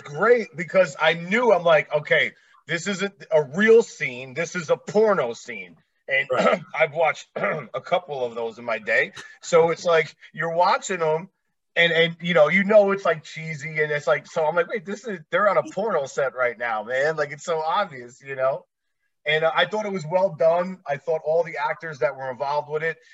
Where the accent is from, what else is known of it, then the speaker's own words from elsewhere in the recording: New Jersey, United States; moved away as an adult; now in Las Vegas, United States; I live in Vegas now. I'm originally from Jersey, about 15 minutes away from the city